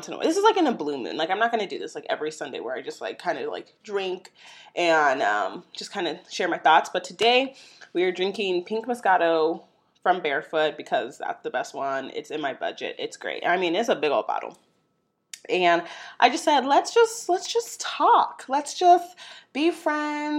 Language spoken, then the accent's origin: English; St. Louis, Missouri, United States; my hometown, St. Louis, Missouri